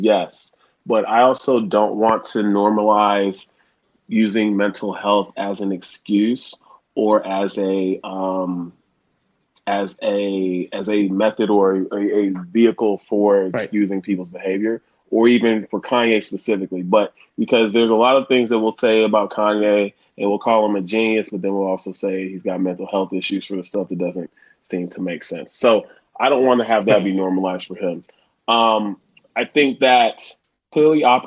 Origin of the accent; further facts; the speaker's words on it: Houston, Texas, United States; also born or lived in Ohio; I'm originally from Houston, Texas, and originally of parents from Nigeria.